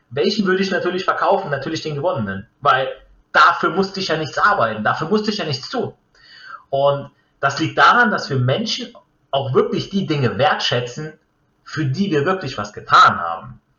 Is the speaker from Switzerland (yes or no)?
no; Italy; ich jetzt als Italiener bringe jetzt mal den, den Beispiel, das Beispiel Ferrari.